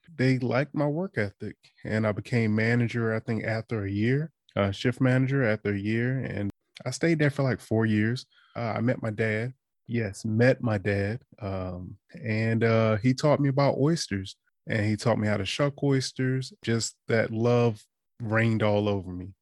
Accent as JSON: {"language": "English", "area": "Eastern Shore", "region": "Maryland", "country": "United States", "also_born_or_lived": "DC, Maryland, Virginia area", "moved": "as an adult", "lives_now": "DMV area, United States", "said": "I'm from the Eastern Shore, but I've been in the D M V area since twenty fifteen"}